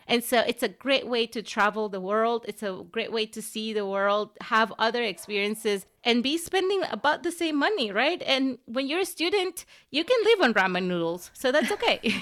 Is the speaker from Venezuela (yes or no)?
yes; Venezuela; moved away as an adult; also born or lived in Southern Africa; now in United States; I grew up in Venezuela, and I was, I lived there until I was eighteen